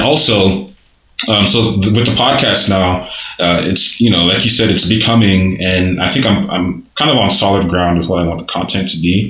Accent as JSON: {"language": "English", "country": "Nigeria", "tie": "born or raised there", "moved": "yes", "lives_now": "United States", "said": "growing up in Nigeria"}